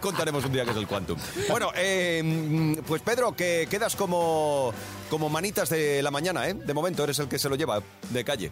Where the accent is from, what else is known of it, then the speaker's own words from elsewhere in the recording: Germany; moved away; yo también nací en Alemania